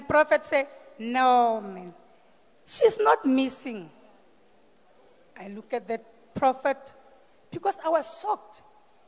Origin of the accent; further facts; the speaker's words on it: Randfontein, Gauteng, South Africa; from Randfontein